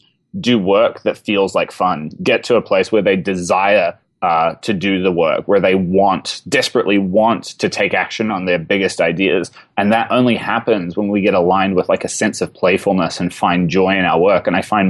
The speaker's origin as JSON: {"language": "English", "country": "New Zealand", "said": "Oh, I'm from New Zealand. I was living in that part of the world"}